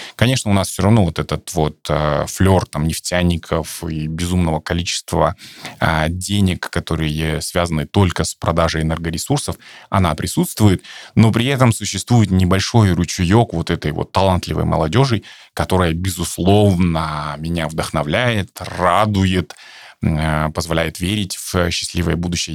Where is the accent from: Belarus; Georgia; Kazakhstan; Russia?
Kazakhstan; наш казахстанский русский